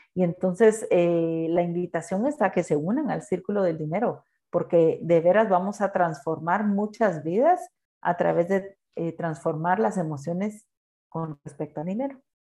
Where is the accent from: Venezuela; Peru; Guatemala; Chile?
Guatemala; soy chapín